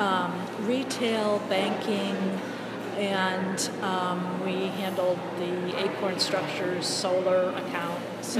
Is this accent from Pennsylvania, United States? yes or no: no; Massachusetts, United States; I started a weekly newspaper in my hometown in Massachusetts